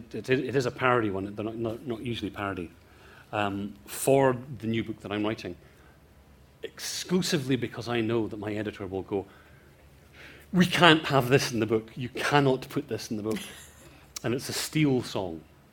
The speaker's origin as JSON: {"language": "English", "region": "Scotland", "country": "United Kingdom", "said": "because I am Scottish and I am Thrawn, and that's what we do."}